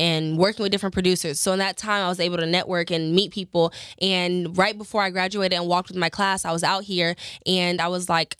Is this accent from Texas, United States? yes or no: yes; Houston, Texas, United States; moved away as an adult; now in Los Angeles, United States; coming here from Houston, Houston's my hometown. I grew up, I was born and raised in Houston.